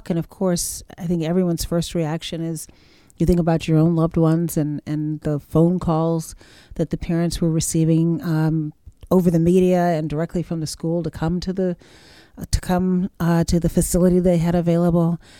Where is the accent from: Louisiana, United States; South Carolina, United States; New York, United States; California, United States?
South Carolina, United States; Charleston; you know day by day on the streets of my hometown charleston